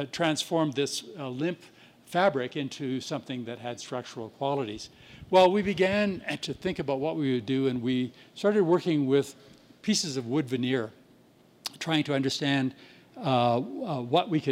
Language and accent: English; Winnipeg, Manitoba, Canada; my hometown of Winnipeg